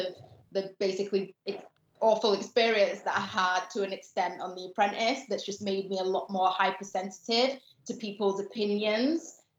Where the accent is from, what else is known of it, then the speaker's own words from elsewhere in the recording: Gambia; For me, I'm not Nigerian, I'm not Ghanaian, I'm not Jamaican, and I'm from a tiny African country. Yeah. I think the smallest country in mainland Africa.